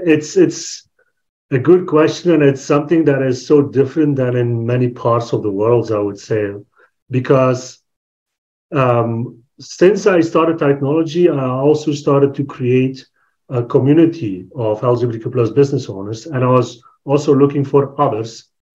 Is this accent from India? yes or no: no; Belgium; I'm from Belgium, born and raised in Belgium